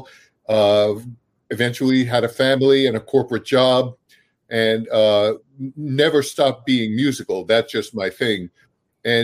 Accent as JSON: {"language": "English", "town": "Brooklyn", "region": "New York", "country": "United States", "tie": "born or raised there", "moved": "as an adult", "lives_now": "New Jersey, United States", "said": "I grew up in a very urban Brooklyn"}